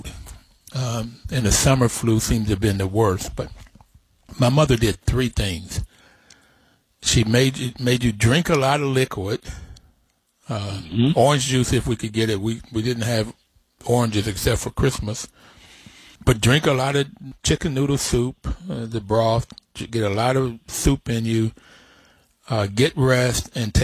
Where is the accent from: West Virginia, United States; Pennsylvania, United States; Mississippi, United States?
West Virginia, United States; Bluefield; growing up in Bluefield, West Virginia